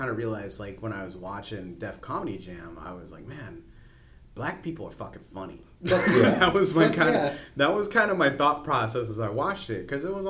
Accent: Spring Valley, California, United States; I grew up in Spring Valley. I grew up in the La Presa area of Spring Valley. So for me, like, white people were actually kind of the minority in my neighborhood.

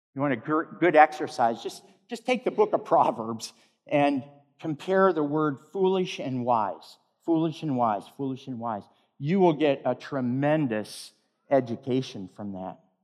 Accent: Michigan, United States; Not far from the home where I grew up in Michigan

